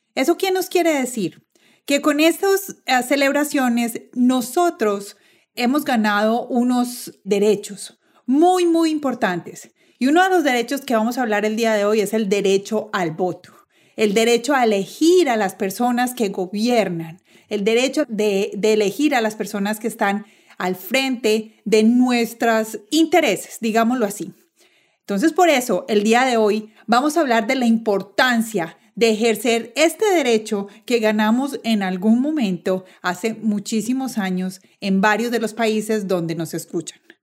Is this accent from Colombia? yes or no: yes; Colombia; moved away as an adult; now in United States; yo soy colombiana, llegué a este país hace unos 11 años